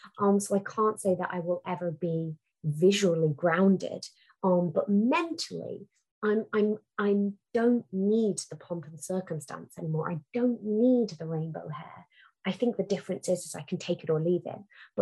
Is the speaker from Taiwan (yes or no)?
no; Singapore; Yeah, I'm a Singaporean woman. Yeah, I'm an Indian woman. Yeah, I'm a brown woman.